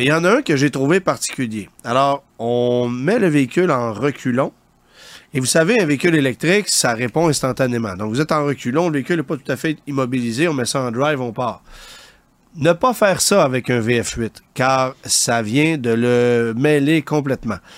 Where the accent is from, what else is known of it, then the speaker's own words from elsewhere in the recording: Canada; chez nous au Canada